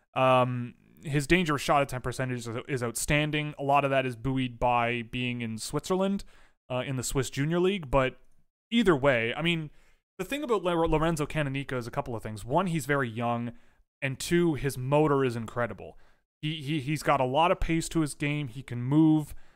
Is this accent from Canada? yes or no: yes; Canada; We are extraordinarily Canadian